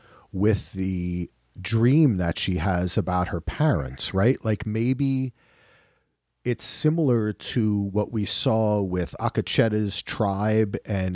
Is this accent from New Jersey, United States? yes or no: yes; New Jersey, United States; Hey, I am from New Jersey, Thaxton, okay?